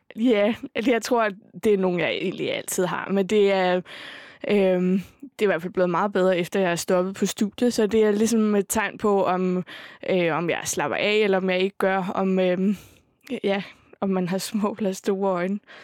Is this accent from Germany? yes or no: yes; Hamburg, Germany; moved away as an adult; now in Copenhagen, Denmark; jeg voksede op i Hamburg